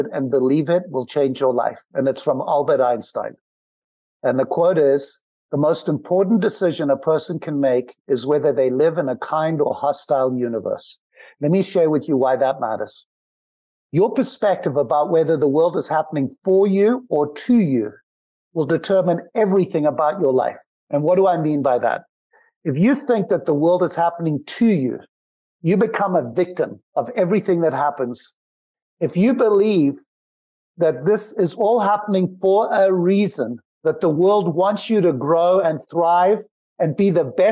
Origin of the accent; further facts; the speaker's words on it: Zimbabwe; moved away; I grew up in Zimbabwe with nothing